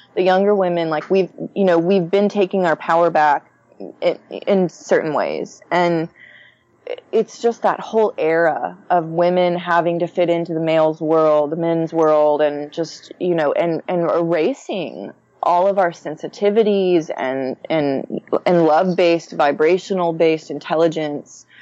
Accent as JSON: {"language": "English", "town": "Houston", "region": "Texas", "country": "United States", "tie": "born or raised there", "said": "growing up in the Houston suburbs"}